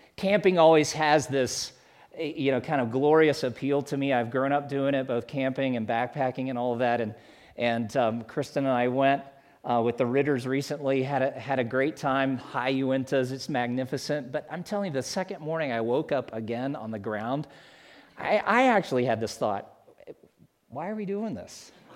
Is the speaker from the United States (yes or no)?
yes; South Carolina, United States; moved away as an adult; also born or lived in Atlanta, Georgia / Alabama; I'm from South Carolina because that's where I lived forty-five of my fifty years before we moved out here